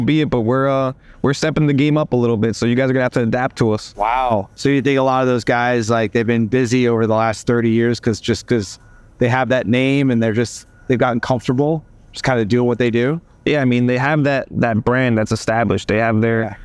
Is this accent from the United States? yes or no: yes; United States; I'm a sixth generation American